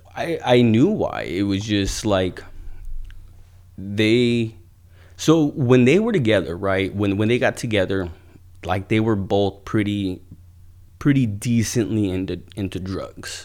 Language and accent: English; Ventura, California, United States; also born or lived in Oxnard, California; I lived on the Avenue from the time I was in second grade, uh, till I was a freshman in high school